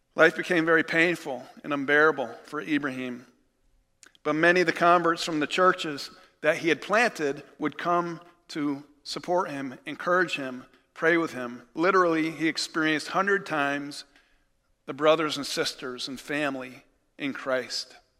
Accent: United States; as American believers

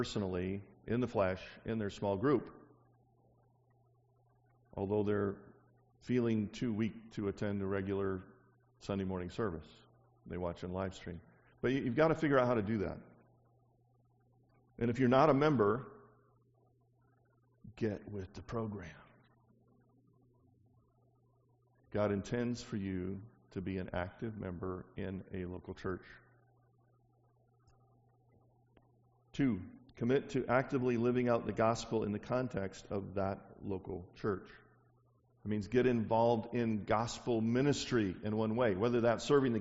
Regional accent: the South, United States; I'm from the South

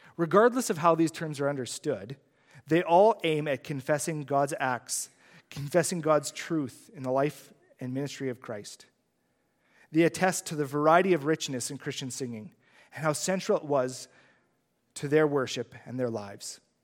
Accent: Saskatchewan, Canada; I'm from Saskatchewan, he's from Saskatchewan.

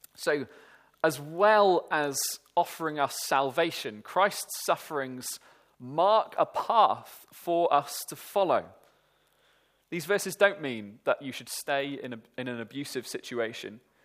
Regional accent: Welsh, Wales, United Kingdom; me and my friends, being Welsh

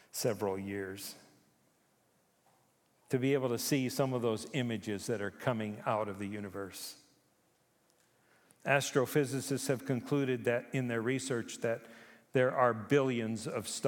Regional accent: Japan; now in Canada; I was born in Japan. I grew up there. I lived on Honshu and Okinawa and Hokkaido.

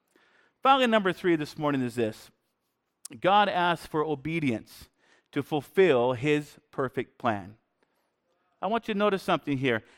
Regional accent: Washington, United States; now in Canada; But we grew up more in Eastern Washington. And so there's a lot of cowboys. And when we moved up to Canada some years back, we thought, man, people are so polite here.

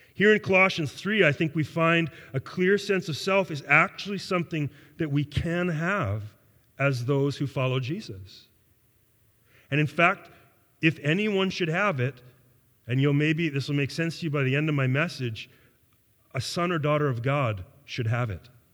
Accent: Canada; I am a Canadian. That I was born and raised in a modern Western worldview and culture

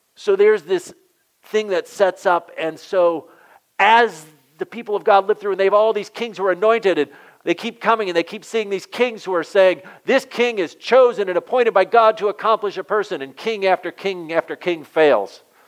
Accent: southwestern Michigan, United States; also born or lived in Massachusetts; I grew up in southwestern Michigan

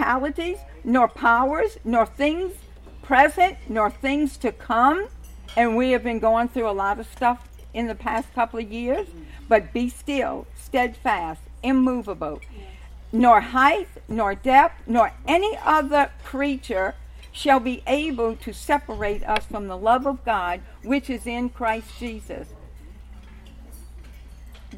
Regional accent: New Orleans, Louisiana, United States; accent: New Orleans brogue; I'm from New Orleans

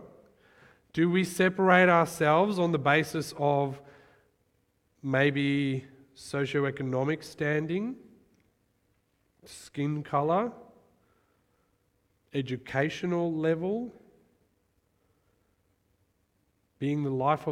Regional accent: Johannesburg, Gauteng, South Africa; moved away; I remember growing up in South Africa, Johannesburg, crime capital of the world, great place.

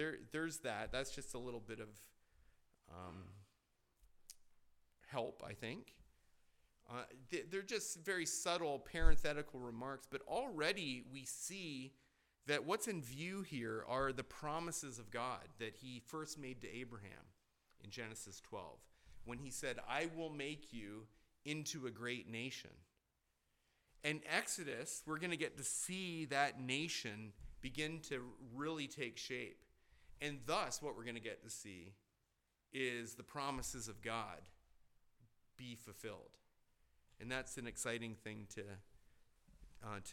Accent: Canada; moved away; growing up in Canada

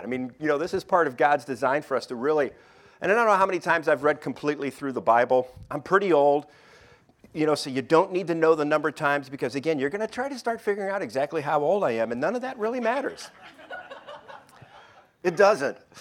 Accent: Detroit, Michigan, United States; moved away; I'm from Detroit

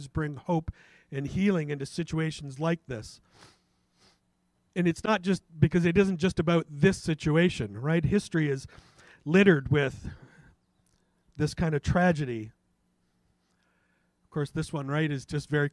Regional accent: Canada; as a Canadian

